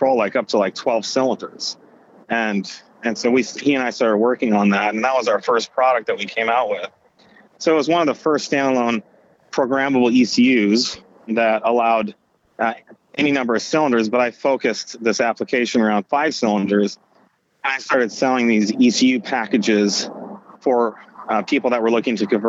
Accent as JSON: {"language": "English", "area": "Silicon Valley", "region": "California", "country": "United States", "said": "I'm from Silicon Valley"}